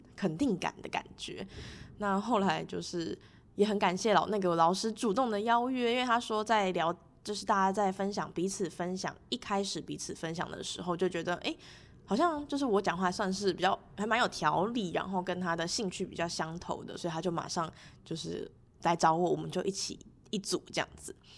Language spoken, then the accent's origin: Chinese; Taipei, Taiwan; 因为我是台北人嘛